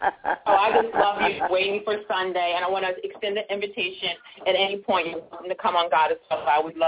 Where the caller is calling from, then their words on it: Baltimore, Maryland, United States; I'm calling from Baltimore, Maryland.